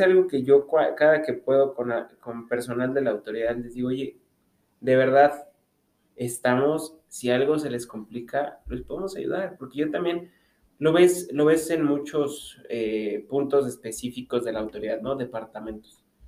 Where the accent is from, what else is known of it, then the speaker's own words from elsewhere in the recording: Mexico; algo que nos distingue como mexicanos